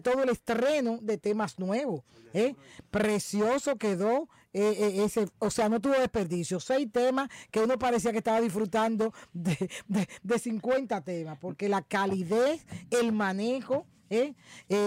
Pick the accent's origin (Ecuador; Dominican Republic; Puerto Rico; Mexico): Dominican Republic; como dominicana, como periodista